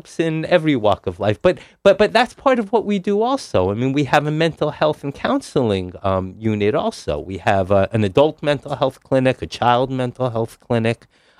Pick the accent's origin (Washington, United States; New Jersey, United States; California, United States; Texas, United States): New Jersey, United States; Teaneck; moved away; I grew up in Teaneck, New Jersey.